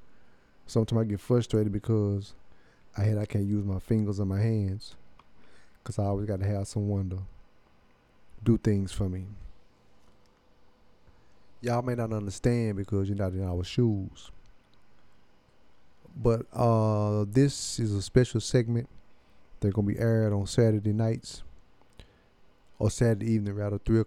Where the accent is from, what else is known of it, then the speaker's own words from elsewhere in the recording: Cleveland, Texas, United States; also born or lived in Houston; I'm originally from Cleveland, Texas